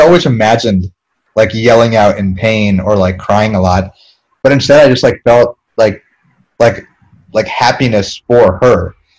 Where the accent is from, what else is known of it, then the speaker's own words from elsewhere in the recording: East Coast, United States; we're both from the East Coast. Um, I'm from like a, a rich people town